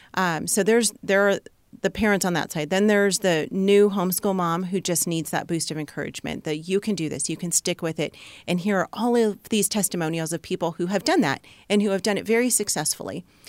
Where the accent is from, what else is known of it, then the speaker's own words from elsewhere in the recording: Southern California, United States; moved away as an adult; we are from Southern California, and that was our bubble, and that was our comfort zone